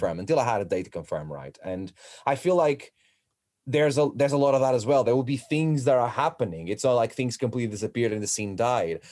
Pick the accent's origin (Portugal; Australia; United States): Portugal; moved away as an adult; now in United Kingdom; I'm from Portugal